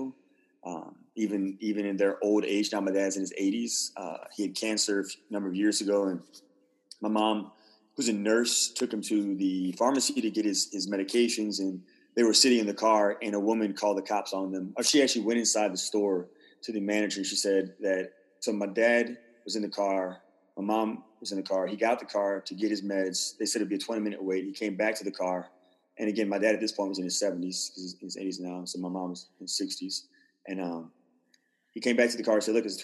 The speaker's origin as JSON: {"language": "English", "region": "the South", "country": "United States", "tie": "born or raised there", "said": "growing up in the South"}